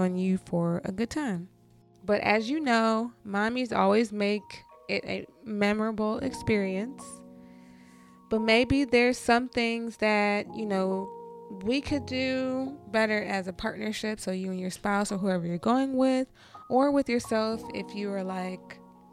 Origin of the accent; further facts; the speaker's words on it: Michigan, United States; moved away; my hometown in Michigan